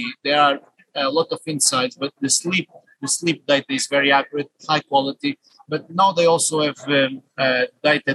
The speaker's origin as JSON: {"language": "English", "country": "Portugal", "moved": "as an adult", "lives_now": "United Kingdom", "said": "I'm a Portuguese national, I would say global citizen, based in UK for the last 21 years."}